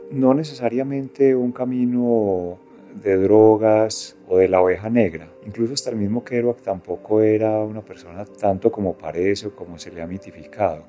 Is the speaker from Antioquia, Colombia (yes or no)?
yes; Medellín, Antioquia, Colombia; vinimos a vivir al poblado y ahí fue toda mi adolescencia